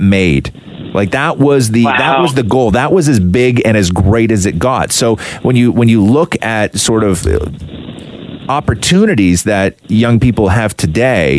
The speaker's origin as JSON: {"language": "English", "town": "Acton", "region": "Ontario", "country": "Canada", "tie": "born or raised there", "said": "growing up in Acton"}